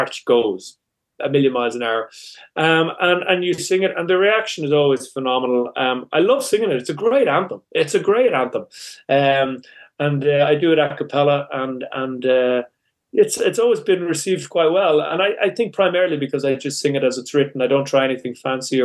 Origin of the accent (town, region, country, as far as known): Ireland